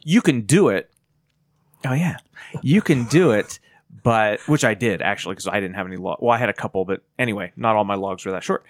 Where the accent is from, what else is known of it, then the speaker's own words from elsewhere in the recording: Titusville, Pennsylvania, United States; I grew up in Titusville.